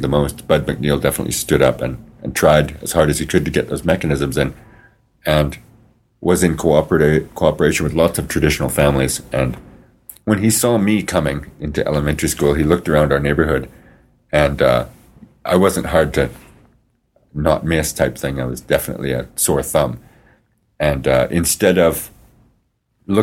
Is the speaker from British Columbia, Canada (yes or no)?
no; Regina, Saskatchewan, Canada; growing up in the South End was very, very difficult.